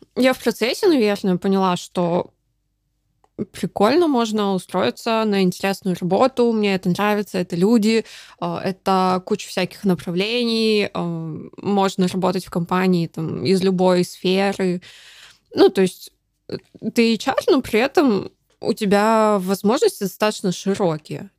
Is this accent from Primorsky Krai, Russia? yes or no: yes; Dalnegorsk, Primorsky Krai, Russia; moved away; я родилась в Дальнегорске. Это в Приморском крае, супер небольшой mm-hmm. город